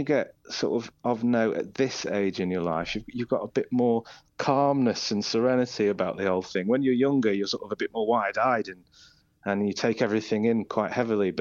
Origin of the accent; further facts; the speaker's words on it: Isle of Man; moved away as an adult; now in Leeds, United Kingdom; I say the Isle of Man. That's where I spent, you know, my childhood and young adulthood.